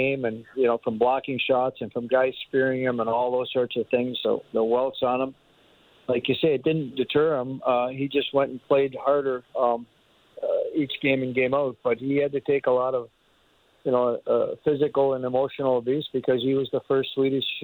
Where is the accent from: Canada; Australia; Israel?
Canada; as a Canadian